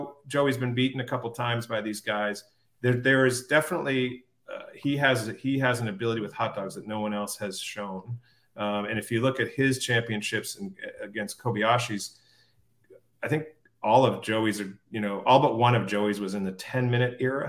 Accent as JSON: {"language": "English", "region": "Maine", "country": "United States", "tie": "born or raised there", "said": "we grew up in Maine."}